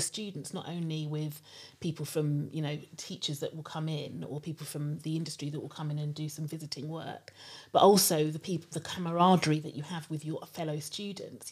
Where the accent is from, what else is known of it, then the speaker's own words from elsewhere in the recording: London, United Kingdom; also born or lived in Shepherd's Bush, London / Nigeria (parents); I lived in Harrow for quite a long time, when I think from when I was two up until I went to university.